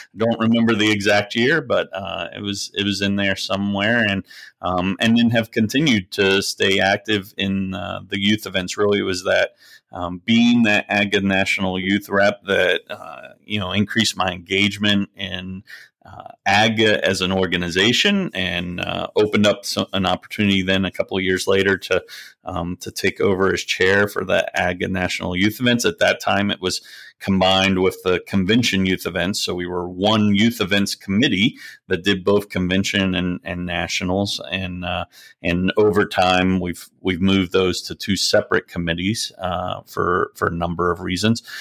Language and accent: English; southeast Pennsylvania, United States; moved away; also born or lived in Lancaster County / Doylestown / Bucks County; I grew up on a dairy goat farm, but, um, it, it was actually in southeast Pennsylvania, not far from, uh, Harrisburg.